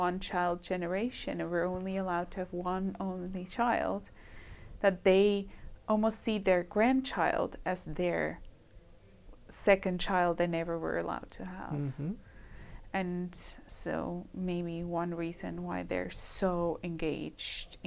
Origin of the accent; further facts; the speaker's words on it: Switzerland; moved away; my home country, which is the chocolate country, the Switzerland